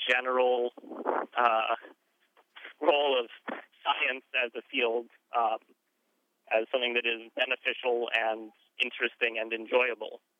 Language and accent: English; North Carolina, United States; I am from North Carolina